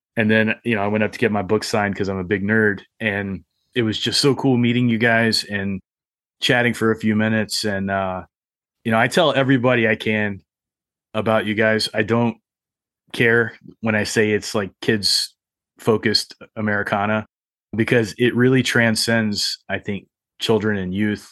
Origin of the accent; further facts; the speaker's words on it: Appalachia, United States; also born or lived in Arizona; I grew up in Appalachia